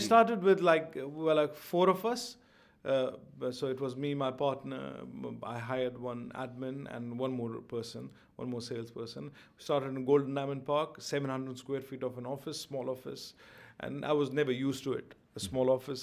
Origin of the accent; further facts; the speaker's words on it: Jammu and Kashmir, India; also born or lived in Delhi; now in Dubai, United Arab Emirates; I come from Kashmir